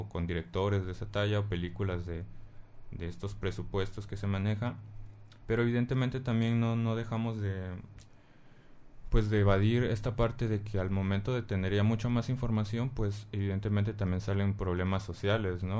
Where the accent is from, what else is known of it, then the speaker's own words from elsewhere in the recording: Mexico; aquí en México